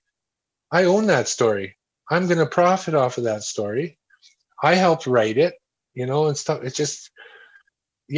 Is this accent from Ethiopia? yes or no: no; Edmonton, Alberta, Canada; All the streets of Edmonton